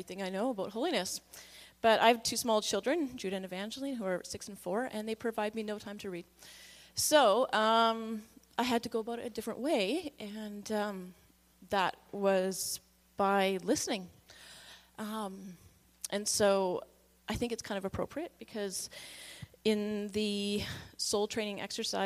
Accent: Victoria, British Columbia, Canada; I grew up in Victoria, mostly

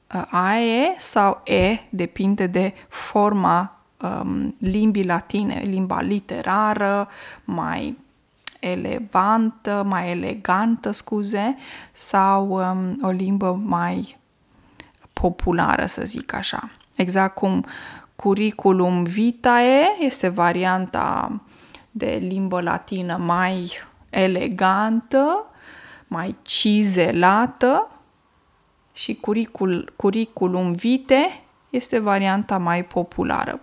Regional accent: Romania; first language Romanian; moved away; m-am născut în România și limba română este limba maternă, deși pentru că locuiesc de mulți ani, uh, mulți ani în altă țară

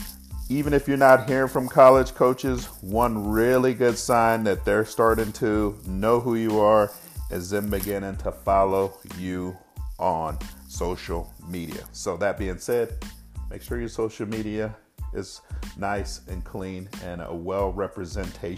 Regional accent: Texas, United States; out of my hometown. And this high school used to consistently beat me when I was in high school

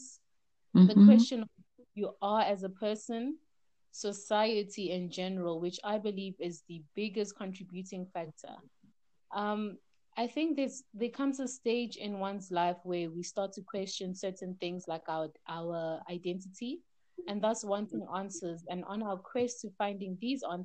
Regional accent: Gauteng, South Africa; also born or lived in Democratic Republic of the Congo; I am Congolese, born in the DRC at the very heart of Africa. We lived there for the first 3 years of my life and have now been living in South Africa for the past 22 years

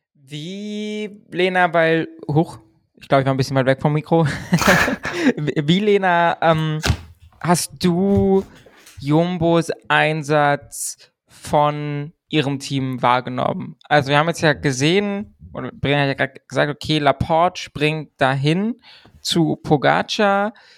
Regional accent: Germany; wir befinden uns im deutschen Twitter-Space, wir sind Deutsche

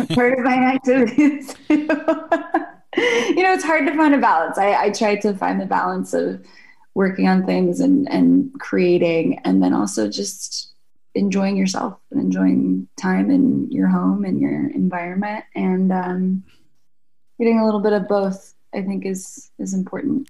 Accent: Jacksonville, Florida, United States; moved away; also born or lived in Shrewsbury, New Jersey; I lived in Jacksonville, Florida from the time I was five on. So that's home for me. And my parents are still in the house that I grew up in.

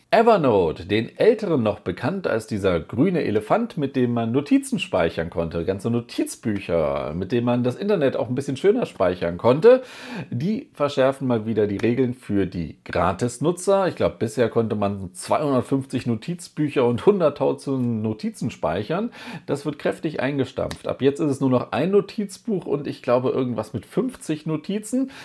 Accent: Germany; bei uns in Deutschland

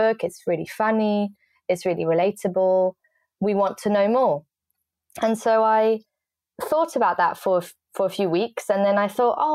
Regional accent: France; moved away as an adult; also born or lived in England; now in London, United Kingdom; I grew up most of my life in France because my family is French

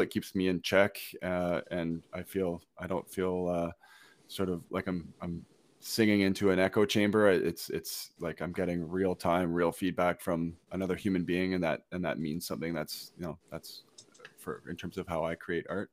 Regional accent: Brockville, Ontario, Canada; my hometown in, uh, Brockville

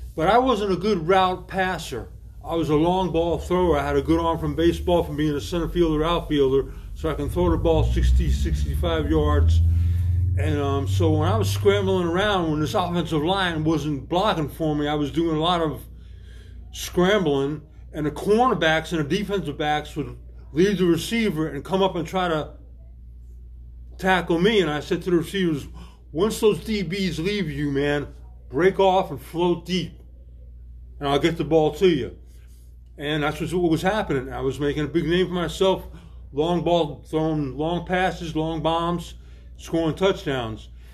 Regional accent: United States; also born or lived in Italy (ancestry)

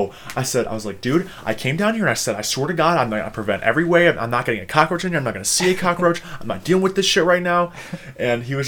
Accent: Minnesota, United States; I'm from Minnesota.

